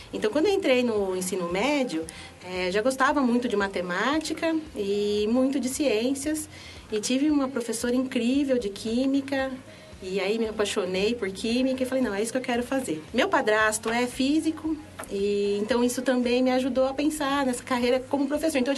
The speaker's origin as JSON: {"language": "Portuguese", "town": "São Carlos", "region": "São Paulo", "country": "Brazil", "tie": "born or raised there", "said": "Eu fui criada em São Carlos, na é uma cidade interior de São Paulo, né? Que tem é, duas universidades."}